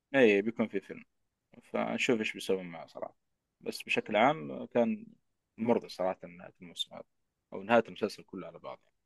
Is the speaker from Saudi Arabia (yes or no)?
yes; Jeddah, Makkah Province, Saudi Arabia; في اي ام سي عندنا في جده